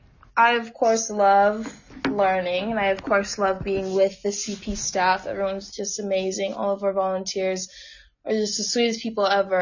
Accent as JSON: {"language": "English", "region": "New York", "country": "United States", "also_born_or_lived": "Texas", "said": "I'm from New York. So I'm like, okay, I'm not in New York anymore."}